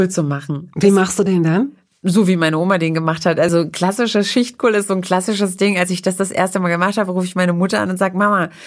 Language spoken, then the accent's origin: German; East Germany, Germany; born there; Also ich esse ich bin ja aus der DDR, in der DDR geboren oder in die DDR hineingeboren